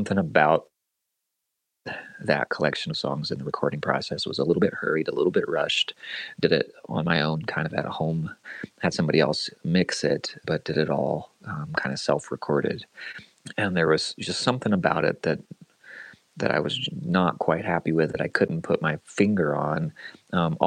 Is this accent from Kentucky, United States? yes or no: yes; Lexington, Kentucky, United States; moved away as an adult; also born or lived in Michigan / Winchester, Kentucky / Richmond, Kentucky; I grew up in the Lexington area.